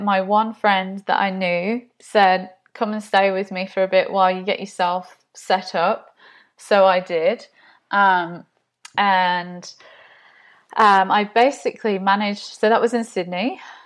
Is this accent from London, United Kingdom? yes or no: no; Nottinghamshire, East Midlands, United Kingdom; accent: English; moved away; I'm originally from the U K, Nottinghamshire